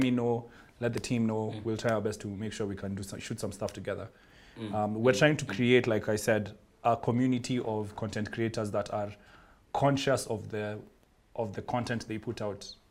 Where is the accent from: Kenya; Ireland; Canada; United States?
Kenya; I'm Kenyan